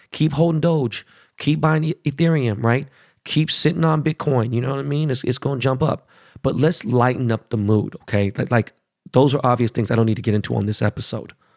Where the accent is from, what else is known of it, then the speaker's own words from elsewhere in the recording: Los Angeles, California, United States; I'm from Koreatown